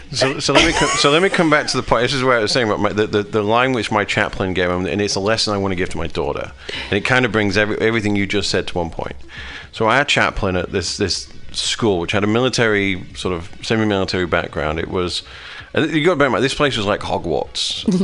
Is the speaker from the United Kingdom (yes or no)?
yes; United Kingdom; moved away as an adult; now in United States; I'm from a British country. I'm from Great Britain